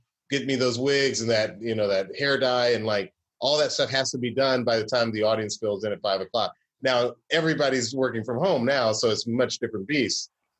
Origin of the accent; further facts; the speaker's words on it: Atlanta, Georgia, United States; Bashir grew up in Chicago. I grew up in Atlanta.